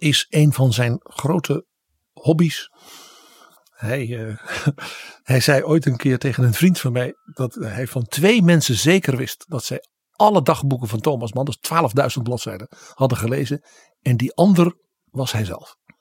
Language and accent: Dutch; Netherlands